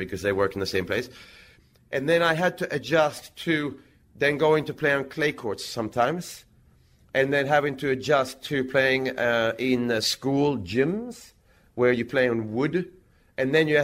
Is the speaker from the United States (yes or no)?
no; Växjö, Kronoberg County, Sweden; in Växjö, in my hometown.